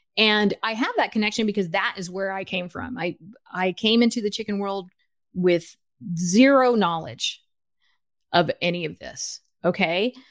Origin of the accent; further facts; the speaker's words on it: United States; also born or lived in Los Angeles / Guatemala (ancestry); now in Bellingham, United States; I was born in the United States.